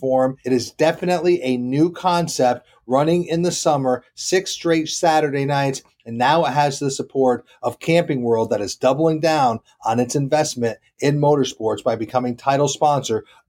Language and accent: English; Vermont, United States; my home state of Vermont